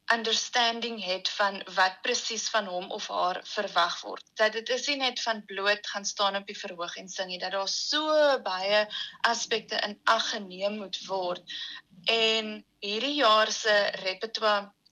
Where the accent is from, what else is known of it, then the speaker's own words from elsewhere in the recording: South Africa; ons as Suid-Afrikaners